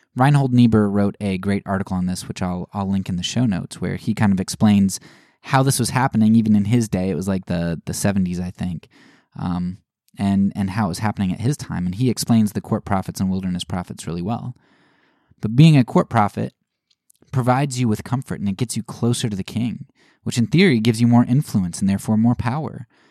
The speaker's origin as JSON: {"language": "English", "country": "United States", "said": "As an American"}